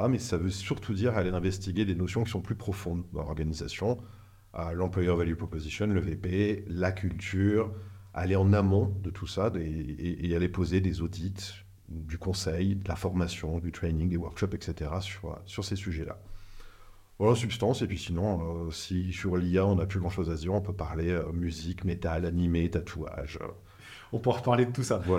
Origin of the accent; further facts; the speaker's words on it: northern France, France; ça s'entend pas, mais je viens du nord de la France.